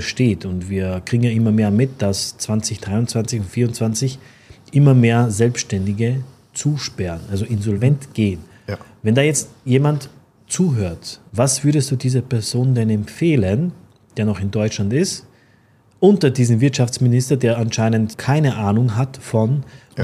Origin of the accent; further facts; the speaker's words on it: Austria; ich als Österreicher, ich halte das immer gerne fest, ich bin kein Deutscher